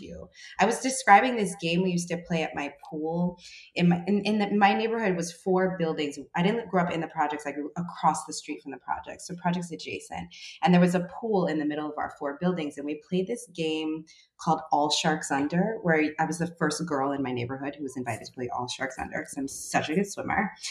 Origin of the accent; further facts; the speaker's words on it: New York City, New York, United States; growing up in the Bronx